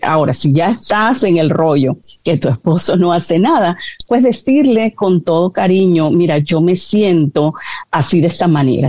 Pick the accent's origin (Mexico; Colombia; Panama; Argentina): Panama; now in United States; mi país, yo soy de Panamá